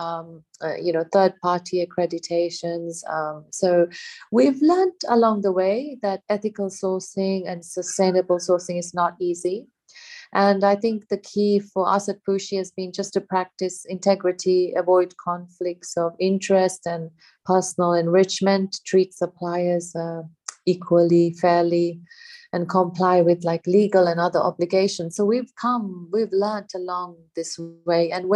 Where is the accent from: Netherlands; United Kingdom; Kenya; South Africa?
Kenya; I grew up in Kenya in East Africa